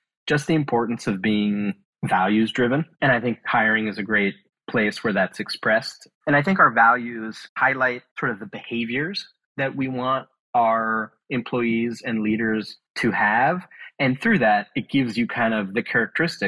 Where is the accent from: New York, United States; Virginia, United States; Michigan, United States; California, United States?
California, United States; Bay Area; I grew up in the Bay Area